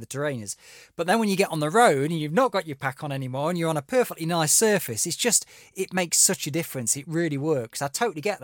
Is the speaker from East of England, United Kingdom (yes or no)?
no; Derbyshire, East Midlands, United Kingdom; moved away; I'm from Derbyshire originally